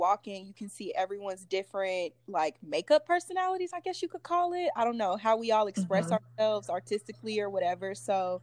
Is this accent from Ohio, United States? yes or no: yes; Dayton, Ohio, United States; my hometown in Dayton, Ohio